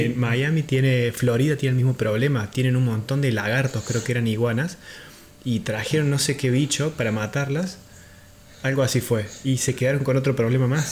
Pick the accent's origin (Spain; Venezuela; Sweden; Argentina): Argentina; siendo argentino